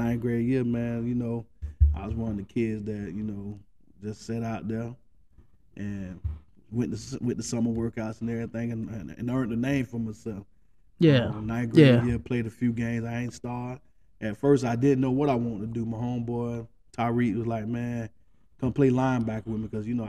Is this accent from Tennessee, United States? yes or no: no; Jacksonville, Florida, United States; I'm from Jacksonville, Florida, Duval County.